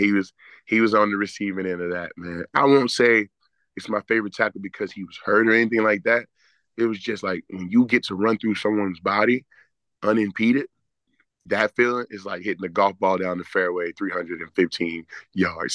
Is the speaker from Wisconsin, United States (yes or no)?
no; Texas, United States; moved away as an adult; also born or lived in Greenville, South Carolina; now in Atlanta, United States; Grew up in Texas my whole life